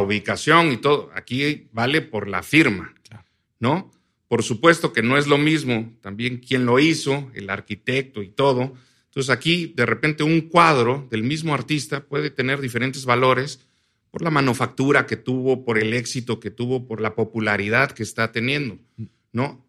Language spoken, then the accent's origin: Spanish; Oaxaca, Mexico; nosotros somos de Oaxaca